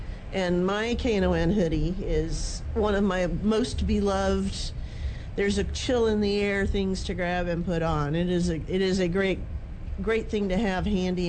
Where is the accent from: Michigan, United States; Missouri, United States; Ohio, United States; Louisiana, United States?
Louisiana, United States; New Orleans; also born or lived in Baton Rouge, Louisiana; I'm from the New Orleans area. I was born in Baton Rouge, but grew up in New Orleans, both of which celebrate Mardi Gras.